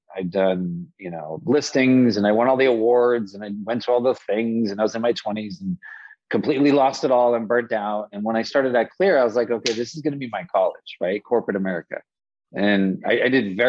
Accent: Las Vegas, Nevada, United States; born and raised in Las Vegas

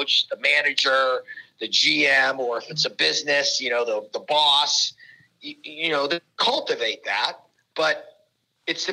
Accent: Pittsburgh, Pennsylvania, United States; I'm from Pittsburgh

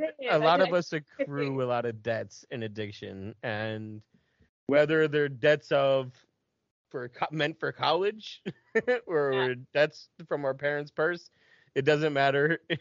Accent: New Jersey, United States; because we would go to Philly or New York City from New Jersey

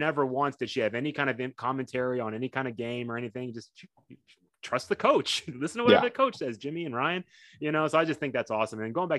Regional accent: Tokyo, Japan; born there; my mom's Japanese. I was born in Tokyo. You know, my dad was in the military, and that's how he's mm-hmm. ended up in Japan. So I was born there.

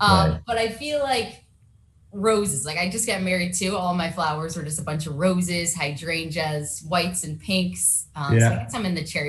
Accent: Southern California, United States; I grew up in Southern California

